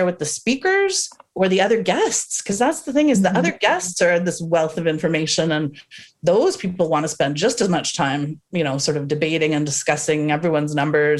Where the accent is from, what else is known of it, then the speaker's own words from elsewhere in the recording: Toronto, Ontario, Canada; now in Vancouver, Canada; I was born and raised in North York. So that's a suburb of Toronto